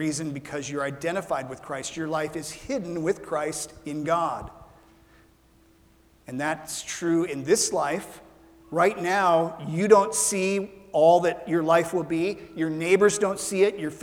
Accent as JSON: {"language": "English", "town": "Ralston", "region": "Nebraska", "country": "United States", "tie": "born or raised there", "moved": "yes", "said": "When I was growing up in Ralston, Nebraska, we had a pin oak tree that we planted in our yard"}